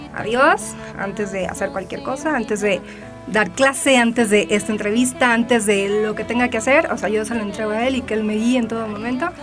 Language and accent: Spanish; Tijuana, Baja California, Mexico; moved away as an adult; now in Mexico City, Mexico; yo vivía en Tijuana, crecí allá. Digo, nací aquí en la Ciudad de México, pero crecí desde los cuatro años allá.